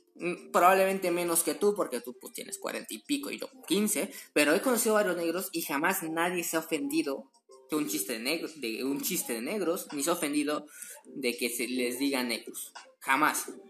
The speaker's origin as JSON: {"language": "Spanish", "country": "Mexico", "said": "soy mexicano"}